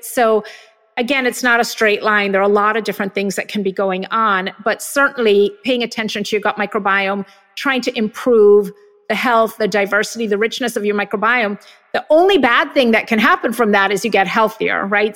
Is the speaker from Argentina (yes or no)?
no; Jamaica; moved away; I grew up in Jamaica where everybody had measles and mumps and chicken pox